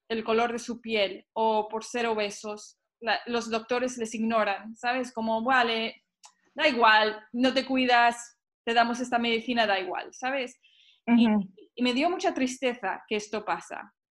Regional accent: Mexico; soy mexicana, siempre tengo que hacer el papel de la mexicana, ¿sabes?

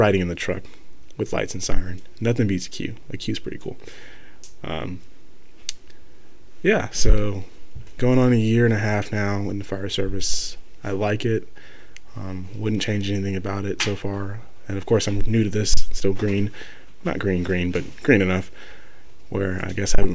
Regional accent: Marietta, Georgia, United States; moved away as an adult; now in Valdosta, United States; I live 4 hours away from my hometown, hometown of Marietta, Georgia.

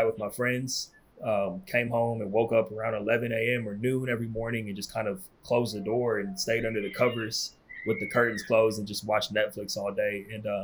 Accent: California, United States; moved away as an adult; I'm from California

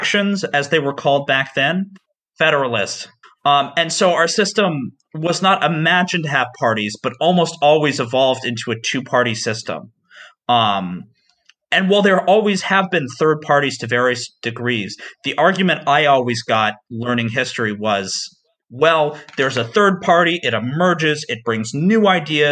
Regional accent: Tennessee, United States; my home state of Tennessee

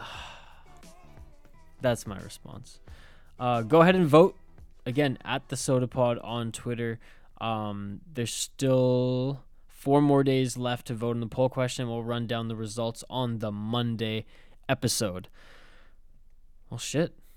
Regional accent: Canada; also born or lived in West Coast; I'm a Canadian

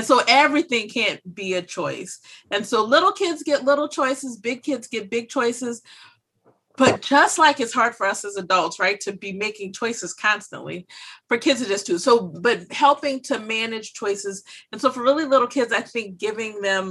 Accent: Louisiana, United States; moved away as an adult; now in Pennsylvania, United States; I'm from Louisiana

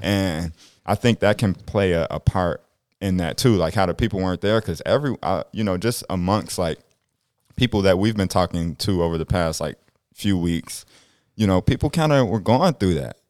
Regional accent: Chicago, Illinois, United States; now in South Dakota, United States; growing up in South Dakota versus, like, Illinois and Chicago

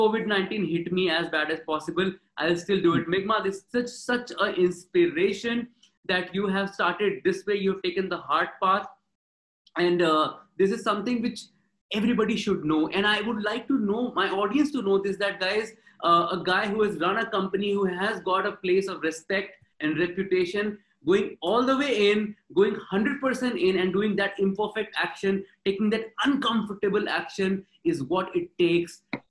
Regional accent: Varanasi, Uttar Pradesh, India; My hometown is Varanasi. I was born and brought up there.

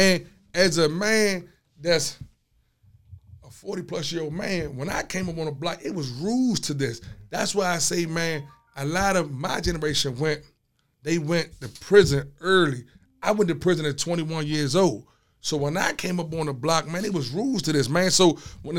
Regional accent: Landover, Maryland, United States; coming up in my hood, you know, my hood, I'm from Landover. I'm from Kenland.

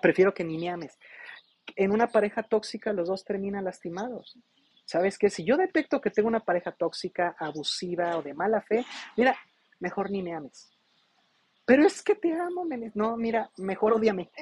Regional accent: Mexico; como buen mexicano

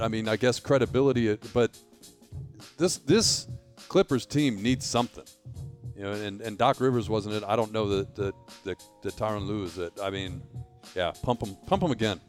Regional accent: Detroit, Michigan, United States; I grew up in Detroit

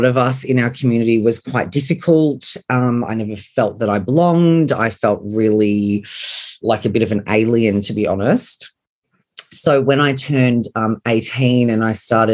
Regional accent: Sydney, New South Wales, Australia; I grew up on Sydney's northern beaches in the 90s

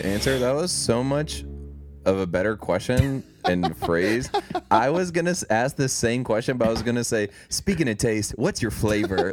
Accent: East Texas, United States; moved away; I'm from East Texas originally, so I'm just kind of from like the middle of nowhere

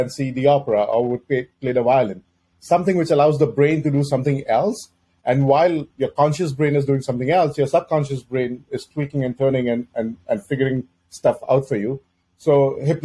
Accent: Mumbai, Maharashtra, India; moved away as an adult; now in North America; I grew up in Mumbai, India

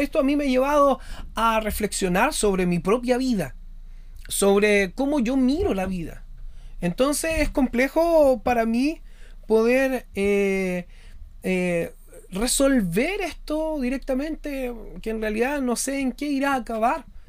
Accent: Chile; yo soy chileno y estoy viviendo actualmente una situación compleja en mi país

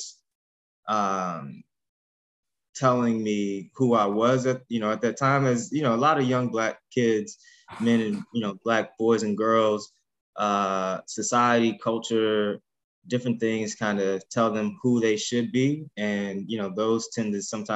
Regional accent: Ferguson, Missouri, United States; I'm from the Ferguson, Missouri area

